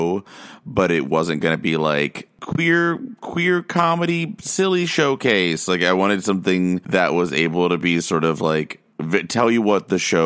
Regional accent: Austin, Texas, United States; moved away as an adult; also born or lived in Pflugerville / Round Rock; now in New York, United States; I grew up in Austin, or just outside of Austin

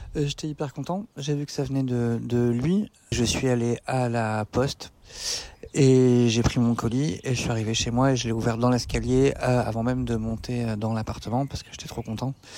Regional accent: France; moved away as an adult; also born or lived in Brussels; Je vivais à Bruxelles euh, depuis pas très longtemps alors que je suis français.

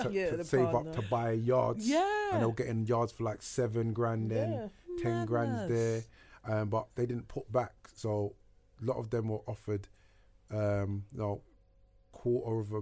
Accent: United Kingdom; I remember being a Brit there around Thanksgiving.

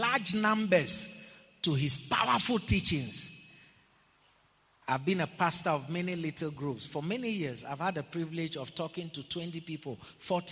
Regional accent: Ghana; I'm from Ghana

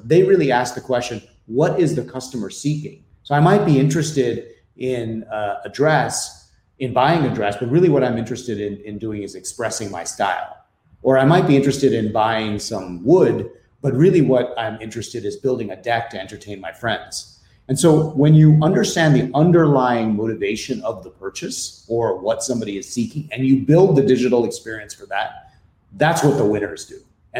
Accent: India; moved away as an adult; also born or lived in Philippines; now in United States; My background is I grew up in India and in the Philippines. So I grew up in Asia for most of my life, and then came to the US for university and stayed on here, spent several years in Europe as well.

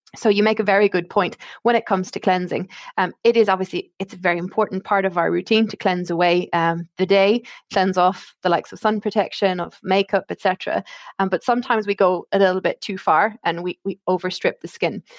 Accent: Ireland; accent: Irish; moved away as an adult; now in United Kingdom; you can probably tell from my accent, I am Irish

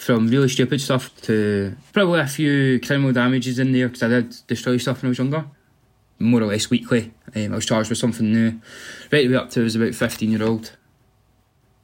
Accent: Livingston, Scotland, United Kingdom; I'm from Livingston originally. Livingston's just a really nice place to be, a proper community-spirited sort of area. Everyone's here to help each other. Like, when I've been going to school here when I was younger and stuff, it's just a generally nice place to sort of grow up

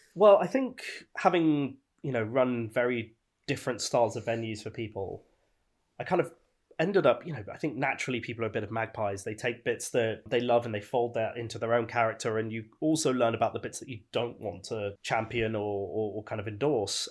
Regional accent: Birmingham, West Midlands, United Kingdom; now in London, United Kingdom; growing up in Birmingham

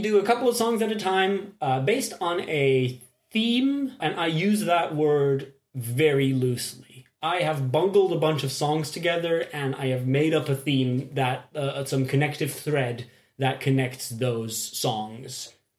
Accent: Belgium; And we are from Belgium.

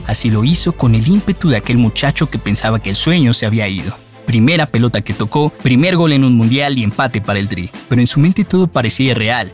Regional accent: Mexico; así somos los mexicanos, unos guerreros

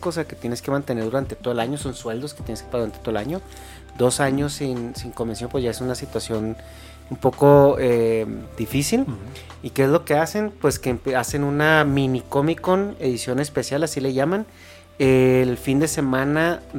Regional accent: San Diego, California, United States; y pues en el yo que soy de San Diego, pues se, se, se sabe que hay una situación interna muy difícil

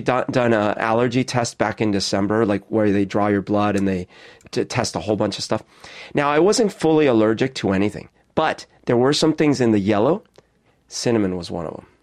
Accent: Colombia; moved away; that's the kind I grew up with in Colombia.

